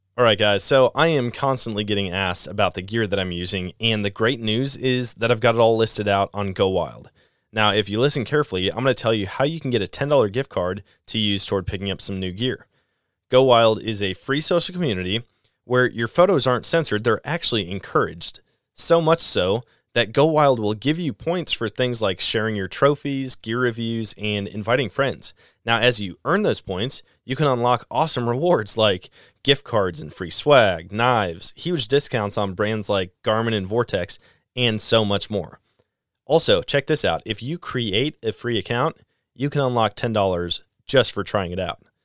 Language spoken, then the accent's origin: English; Wisconsin, United States; moved away as an adult; now in Missouri, United States; I'm in Missouri, center of the country, and I was born and raised in Wisconsin where I learned to hunt